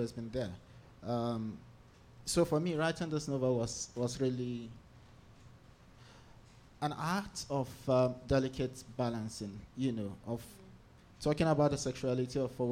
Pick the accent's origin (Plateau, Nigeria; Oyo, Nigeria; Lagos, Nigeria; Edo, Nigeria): Plateau, Nigeria; Jos; So I'm from Nigeria. I was born in Jos, which is kind of north central Nigeria